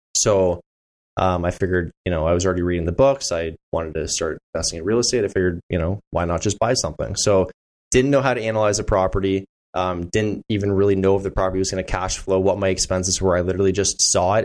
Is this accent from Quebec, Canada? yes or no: no; Burlington, Ontario, Canada; now in Stoney Creek, Hamilton, Canada; I grew up in Burlington.